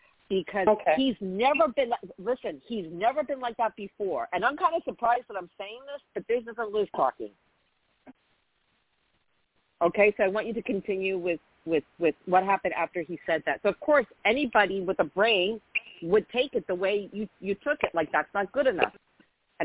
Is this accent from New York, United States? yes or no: yes; New York, United States; where are you from? I say New York